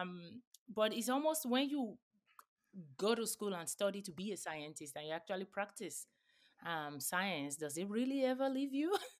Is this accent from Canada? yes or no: no; Nigeria; now in United States; where I grew up in Nigeria as well.